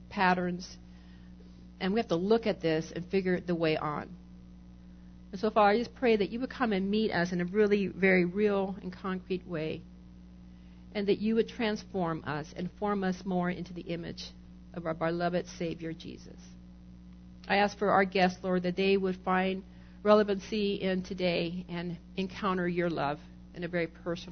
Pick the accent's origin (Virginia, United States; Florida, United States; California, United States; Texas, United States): California, United States; I'm Californian